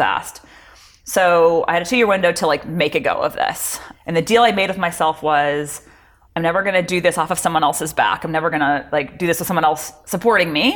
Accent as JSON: {"language": "English", "town": "Palos Verdes", "region": "California", "country": "United States", "tie": "born or raised there", "said": "growing up in Palos Verdes, it was a very sort of um, academically focused yes. community"}